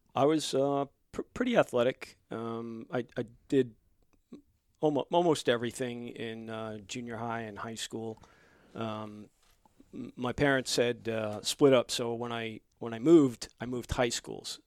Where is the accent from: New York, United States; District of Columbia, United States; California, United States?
New York, United States; Long Island; also born or lived in Bronx, New York; I was born and raised in the Bronx and grew up on Long Island